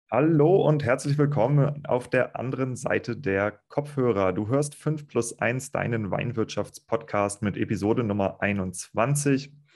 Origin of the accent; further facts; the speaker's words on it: Kiel, Schleswig-Holstein, Germany; moved away; auch ich komme aus Kiel ursprünglich